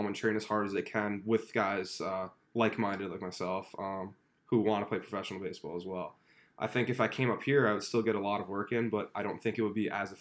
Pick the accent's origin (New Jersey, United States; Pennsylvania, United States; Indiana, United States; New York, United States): New Jersey, United States; I live 10 minutes from Rutgers, so I get to represent my home state